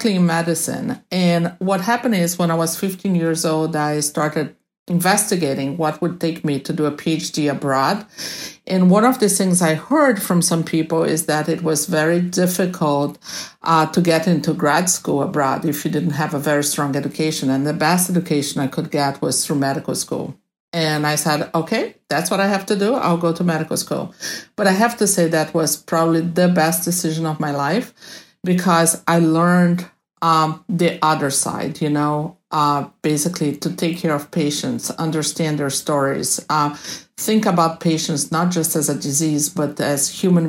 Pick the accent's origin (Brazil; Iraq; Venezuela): Brazil; Rio de Janeiro; moved away as an adult; now in Boston, United States; I was born in Rio de Janeiro, Brazil, and then I came to the States in the late 80s after I finished medical school in Rio de Janeiro